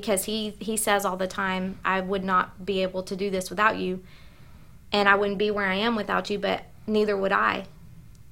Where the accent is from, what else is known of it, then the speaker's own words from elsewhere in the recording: the South, United States; accent: southern; now in Northern Virginia, United States; she heard my southern accent